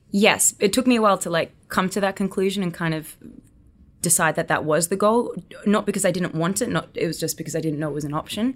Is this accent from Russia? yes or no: no; Gold Coast, Queensland, Australia; accent: Australian; moved away as an adult; now in United States; I was born and raised on the Gold Coast in Australia